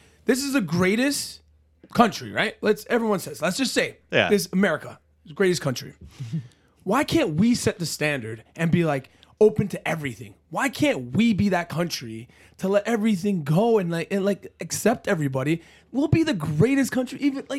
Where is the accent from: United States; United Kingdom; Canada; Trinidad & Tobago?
Canada; I'm Canadian